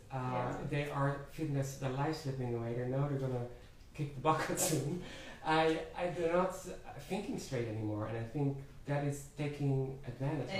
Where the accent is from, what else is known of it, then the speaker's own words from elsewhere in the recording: Netherlands; moved away; I have attachment to my home country, Holland. I remember the streets there very fondly